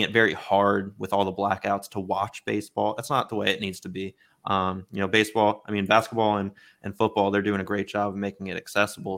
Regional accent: Baltimore, Maryland, United States; I was born in Baltimore and, uh, grew up an Orioles fan

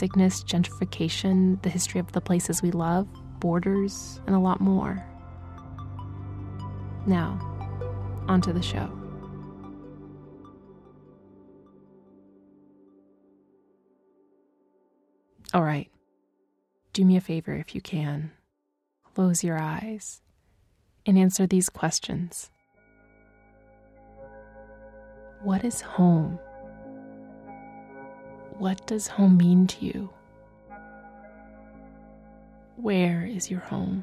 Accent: Dallas, Texas, United States; moved away as an adult; also born or lived in Los Angeles, California; now in New York City, United States; I was born in Dallas, Texas, a city which sits on lands that were originally inhabited by the Kitikatish, also known as the Wichita people. I was raised in the suburbs

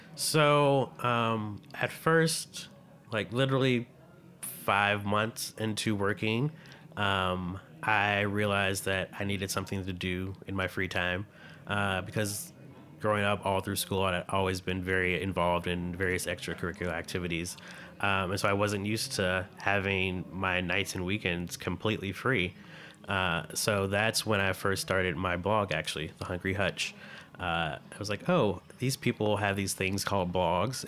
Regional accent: Midwest, United States; I grew up in the Midwest

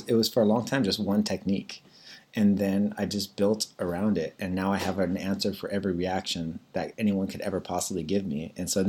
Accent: Temecula, California, United States; moved away as an adult; also born or lived in Arizona / Indiana / San Diego; I'm a Californian, born and raised.

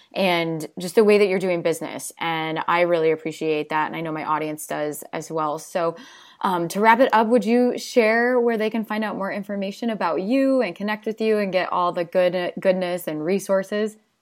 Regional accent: Dubuque, Iowa, United States; moved away; I'm originally from Dubuque

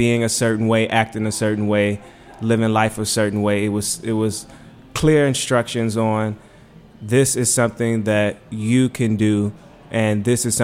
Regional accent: Richmond, Virginia, United States; now in Washington, D.C., United States; I'm from Richmond. I came to D.C. I went to Howard

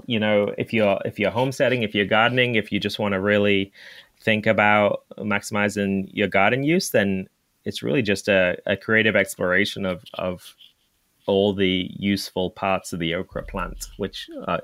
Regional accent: England, United Kingdom; moved away; I grew up in England

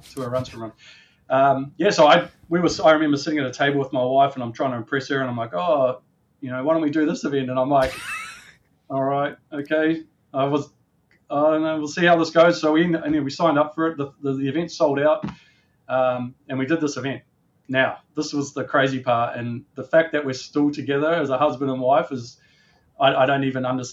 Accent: New Zealand; moved away as an adult; also born or lived in Auckland, New Zealand; now in Australia; I'm a Kiwi by birth and an Australian by adulthood, I guess you would say. So I'm dual citizen. I was born in New Zealand. And some of my early days in Auckland

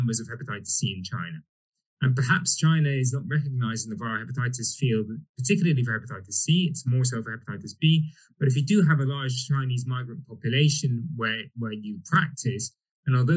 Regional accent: Egypt; now in United Kingdom; I'm originally from Egypt

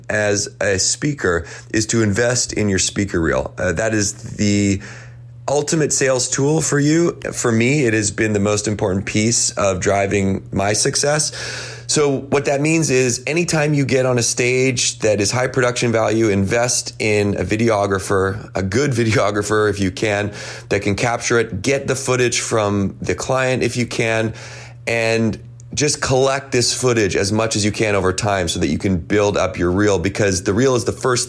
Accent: Victoria, British Columbia, Canada; I'm from Victoria, BC in Canada.

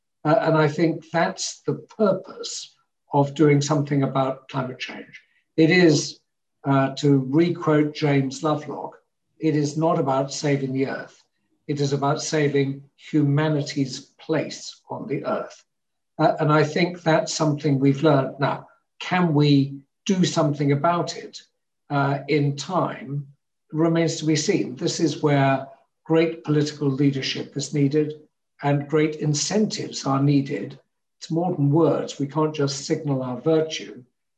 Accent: Hamburg, Germany; born there; Never, because I was born in Hamburg, and within a year, we were traveling to Denmark and then back to Hamburg

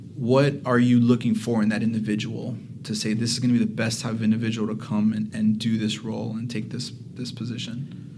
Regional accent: Miami, Florida, United States; I'm from Miami, obviously

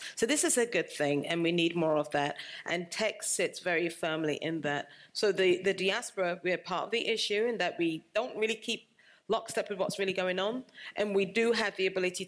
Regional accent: London, United Kingdom; moved away; also born or lived in United States / Cameroon; I was born in London, lived in the United States with my husband. My parents are Cameroonian. I spent 4 years there during my childhood

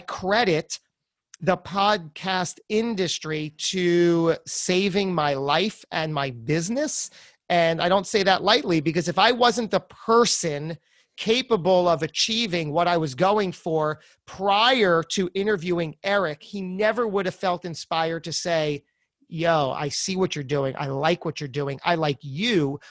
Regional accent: New Jersey, United States; I'm from Jersey

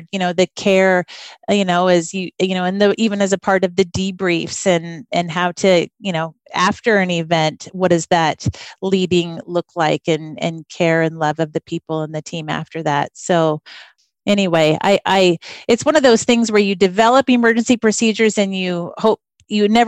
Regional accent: Vancouver, Washington, United States; moved away as an adult; also born or lived in West Africa; growing up in Vancouver

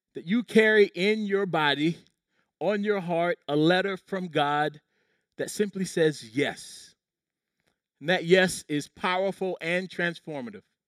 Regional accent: Low Country, South Carolina, United States; When I was a kid growing up in the Low Country, South Carolina

